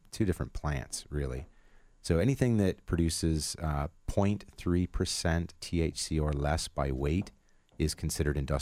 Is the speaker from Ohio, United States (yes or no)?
yes; Northwest Ohio, United States; now in Colorado, United States; I grew up in Northwest Ohio